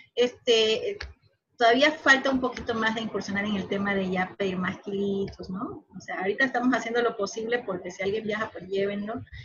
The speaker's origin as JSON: {"language": "Spanish", "town": "Guayaquil", "region": "Guayas", "country": "Ecuador", "moved": "as an adult", "lives_now": "Montañita, Ecuador", "said": "yo vivo aquí en Montañita, eh, ya llevo cuatro años aquí. Yo soy de Guayaquil"}